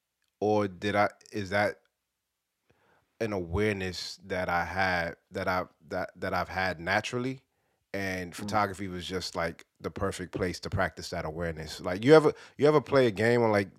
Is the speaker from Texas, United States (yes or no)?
no; New York City, New York, United States; growing up in Brooklyn in the 80s and the 90s